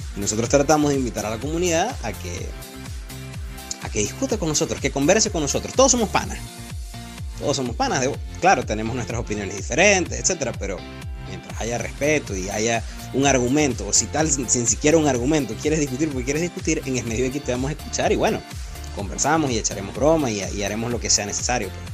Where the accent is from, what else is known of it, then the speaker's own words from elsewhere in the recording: Maracaibo and Cabimas, Zulia, Venezuela; moved away as an adult; also born or lived in Ciudad Ojeda; now in California, United States; nací en Ciudad Ojeda. Me crié entre Maracaibo y Cabima y tengo dos años radicado en Estados Unidos, vivo, vivo aquí en California.